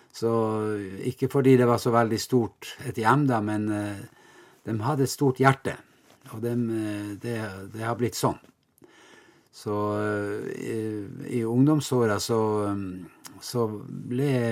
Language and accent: Norwegian; Vestre Jakobselv, Finnmark, Norway; så er jeg jo da fra Vestre Jakobselv, en liten bygd ved Vadsø